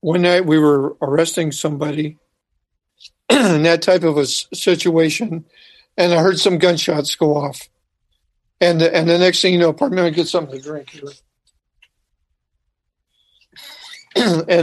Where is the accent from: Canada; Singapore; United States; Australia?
United States; Santa Cruz, California; I'm from Santa Cruz, California